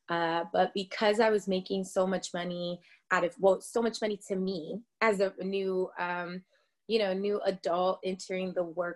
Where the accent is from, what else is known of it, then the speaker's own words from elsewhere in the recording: Tacoma, Washington, United States; also born or lived in Atlanta; now in California, United States; I am originally from Tacoma, Washington, and that's Washington State